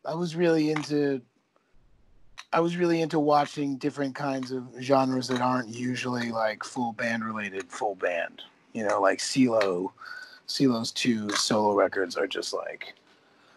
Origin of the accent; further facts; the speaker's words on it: New Jersey, United States; I'm from New Jersey